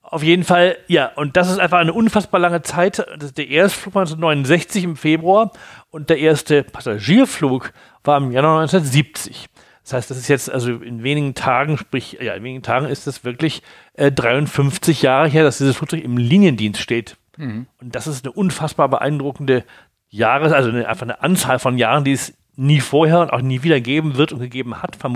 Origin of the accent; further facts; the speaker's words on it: Hamburg, Germany; Als Hamburger